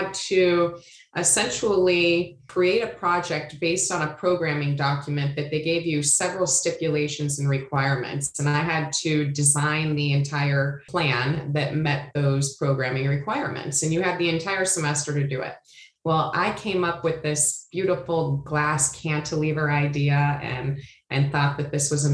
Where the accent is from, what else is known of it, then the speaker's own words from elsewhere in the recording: Iowa, United States; moved away as an adult; also born or lived in San Diego, California; I'm originally from Iowa and graduated high school in Iowa.